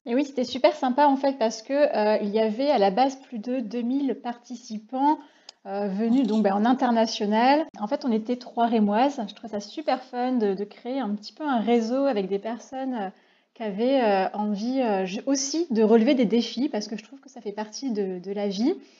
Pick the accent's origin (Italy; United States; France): France; Reims, Grand Est; nous sommes toutes les trois des rémoises